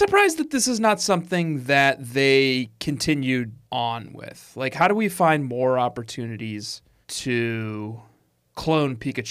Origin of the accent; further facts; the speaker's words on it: Colorado, United States; I'm from Colorado.